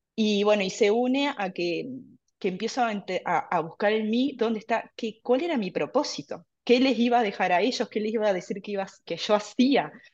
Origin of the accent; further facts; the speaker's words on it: Mercedes, Soriano, Uruguay; also born or lived in Montevideo; vivo actualmente en Mercedes, pero toda mi niñez también la hice en Mercedes, es una ciudad más chica, en el interior del Uruguay